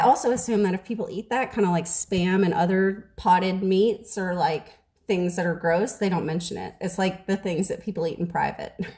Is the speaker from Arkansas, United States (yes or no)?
no; New Orleans, Louisiana, United States; also born or lived in Mobile, Alabama; now in Texas, United States; I'm from New Orleans